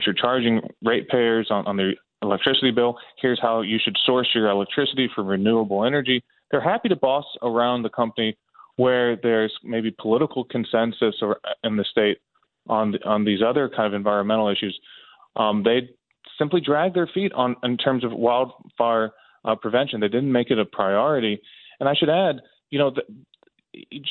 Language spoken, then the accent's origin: English; Maryland, United States; now in California, United States; in Maryland, where I grew up in Maryland.